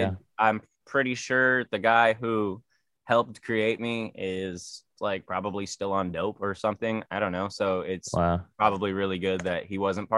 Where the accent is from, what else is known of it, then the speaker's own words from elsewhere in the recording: San Diego, California, United States; Man, I fuck with it. You know, it's like LA, but chiller, you know